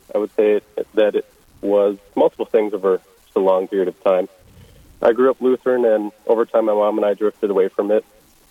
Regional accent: United States; I grew up in the Fargo-Moorhead area and attended Moorhead High School.

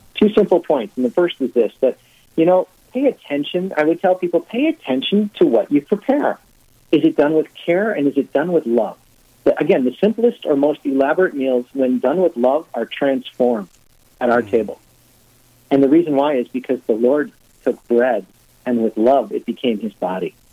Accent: Cumberland, Wisconsin, United States; born and raised in Cumberland, Wisconsin.

